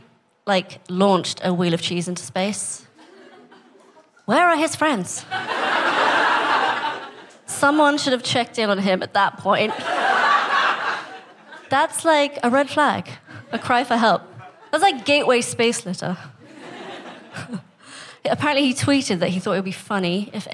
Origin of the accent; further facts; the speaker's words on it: Staines, South East England, United Kingdom; also born or lived in Kenya / India; my family's from India, but I was born in Kenya, and then I grew up here in England